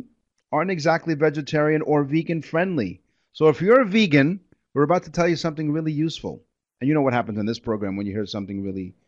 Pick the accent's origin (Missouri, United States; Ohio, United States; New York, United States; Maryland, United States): New York, United States; now in Toronto, Canada; we grew up in New York